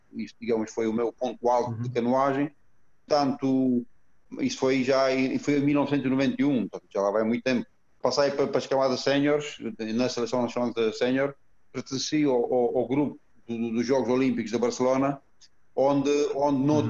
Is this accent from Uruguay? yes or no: no; Romania; Portuguese is a second language; moved away as an adult; also born or lived in Alhandra, Portugal; now in Portugal; Tudo começou na Roménia, uhum. onde, onde tive, hum, tive a sorte, tive a felicidade de, de muito, desde muito cedo, aos meus 13 anos de idade, ser selecionado